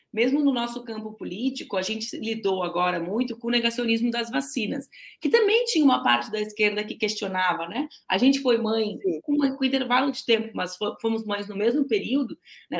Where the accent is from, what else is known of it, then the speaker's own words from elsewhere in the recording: Porto Alegre, Rio Grande do Sul, Brazil; eu sou porto-alegrense